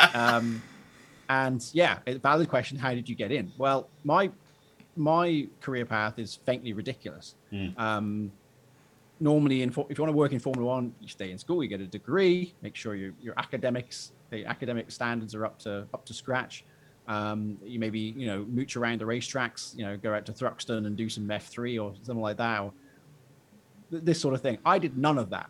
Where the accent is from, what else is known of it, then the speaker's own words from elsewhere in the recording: Shrewsbury, West Midlands, United Kingdom; I was born in Shrewsbury, birthplace of Charles Darwin